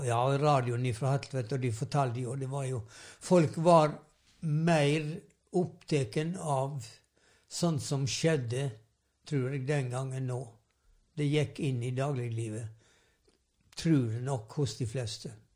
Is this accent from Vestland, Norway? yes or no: yes; Sævareid, Vestland, Norway; Jeg vokste opp i Sævarei, ei um, kystbygd på Vestlandet